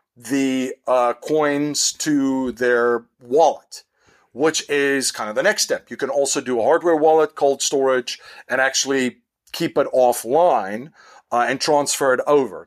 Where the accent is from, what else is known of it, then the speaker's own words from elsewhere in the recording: South Africa; now in United States; in South Africa, where I am originally from